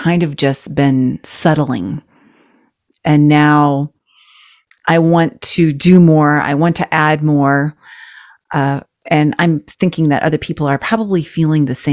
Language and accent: English; United States